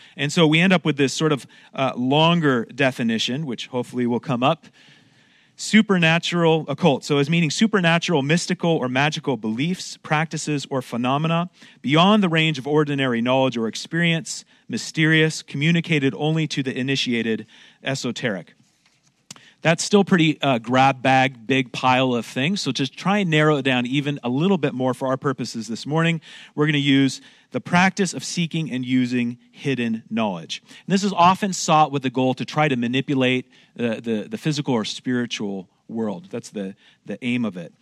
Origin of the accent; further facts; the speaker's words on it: Oregon, United States; moved away as an adult; now in Montreal, Canada; I'm originally from Oregon, but my wife grew up here in Montreal, and so I kinda married, uh, into this